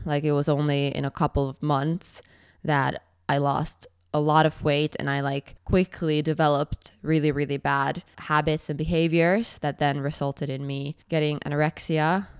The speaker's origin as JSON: {"language": "English", "country": "Finland", "also_born_or_lived": "Edinburgh", "moved": "yes", "said": "I'm from Finland"}